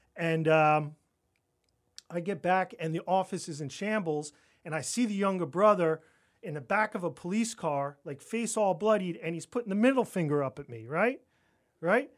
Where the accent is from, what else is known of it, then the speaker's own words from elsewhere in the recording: Roslyn Heights, New York, United States; moved away; I grew up on Long Island